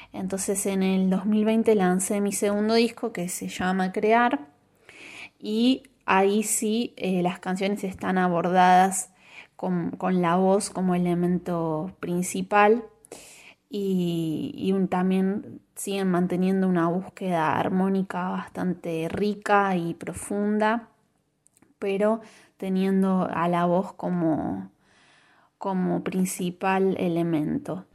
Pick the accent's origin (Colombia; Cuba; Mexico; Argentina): Argentina; Avellaneda, Buenos Aires Province; un conservatorio de Avellaneda, de donde yo soy